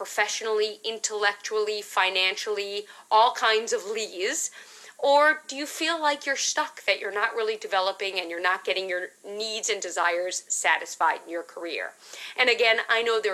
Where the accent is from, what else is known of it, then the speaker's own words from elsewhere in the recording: New York City, New York, United States; I grew up in Manhattan